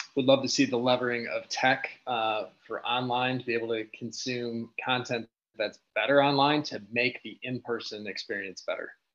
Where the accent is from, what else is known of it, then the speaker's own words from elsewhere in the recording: Michigan, United States; I'm from Michigan